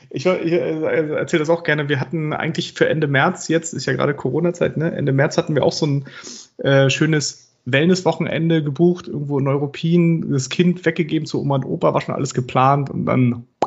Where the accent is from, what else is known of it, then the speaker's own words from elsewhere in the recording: United Kingdom; German is a second language; Tee. Tee. Ich bin ja Brite.